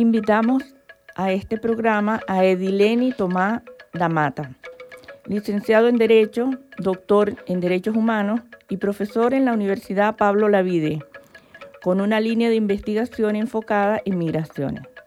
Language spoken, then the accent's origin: Spanish; Venezuela; moved away as an adult; now in Seville, Spain; Nací en Venezuela en una familia de clase media